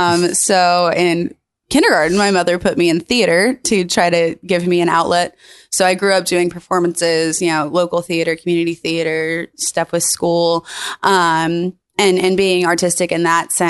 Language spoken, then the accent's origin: English; Memphis, Tennessee, United States; moved away as an adult; also born or lived in Alabama / New York / Los Angeles; I did grow up here in Memphis. I was here until I was 18, and then I moved quite a bit.